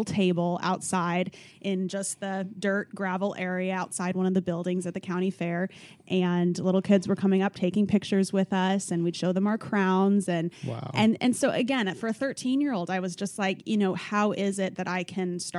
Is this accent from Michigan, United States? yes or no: no; Gering, Nebraska, United States; So I grew up in Nebraska in a small town, rural area. It's about 3,000 people. It's a town called Gearing